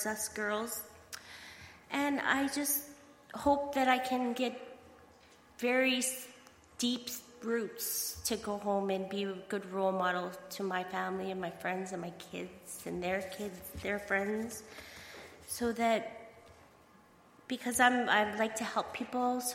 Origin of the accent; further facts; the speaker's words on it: Saskatchewan, Canada; I'm from Saskatchewan